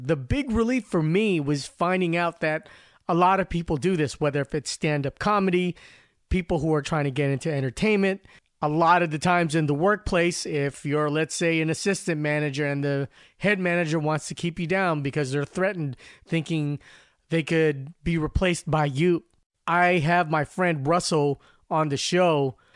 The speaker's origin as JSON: {"language": "English", "country": "Philippines", "tie": "born or raised there", "moved": "yes", "said": "when I was growing up in the Philippines"}